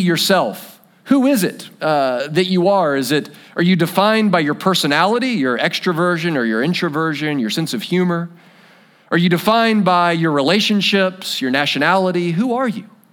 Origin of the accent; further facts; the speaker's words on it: United States; We're American